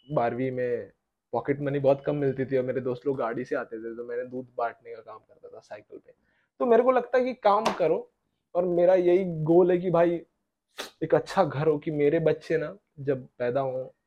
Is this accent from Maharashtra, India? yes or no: yes; Pune, Maharashtra, India; पुणे का है मैं